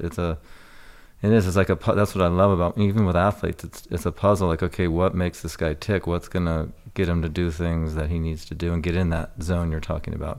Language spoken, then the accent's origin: English; Newport Beach, California, United States; moved away; I lived down in Corona del Mar, Newport Beach